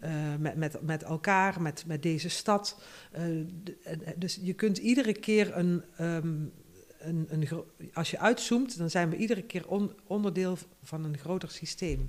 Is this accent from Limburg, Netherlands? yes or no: yes; North Limburg, Netherlands; moved away as an adult; also born or lived in Tilburg; de grond waar ik geboren ben, dat heb ik al genoemd. Dat is ook een, een, een systeem. Noord-Limburg is een systeem